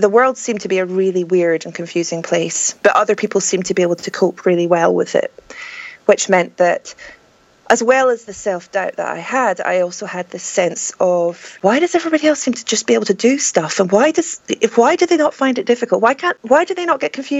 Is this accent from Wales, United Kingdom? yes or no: no; Scotland, United Kingdom; I'm Scottish